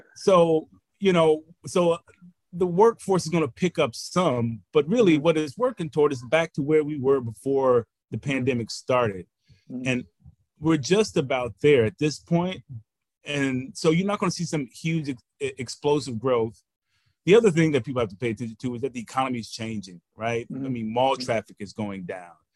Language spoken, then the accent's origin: English; Houston, Texas, United States; also born or lived in St. Louis, Missouri; a Houston native